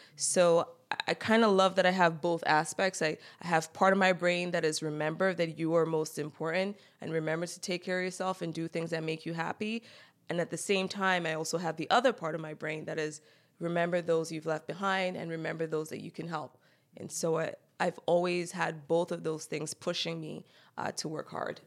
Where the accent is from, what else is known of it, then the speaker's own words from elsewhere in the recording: Cameroon; moved away; also born or lived in Silver Spring, Maryland, United States; I grew up in Cameroon, while I'm not technically an immigrant, 'cause I was born in the U S